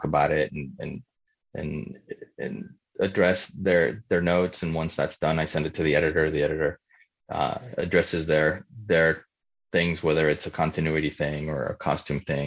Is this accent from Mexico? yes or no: yes; Mexico; moved away; I grew up in Mexico.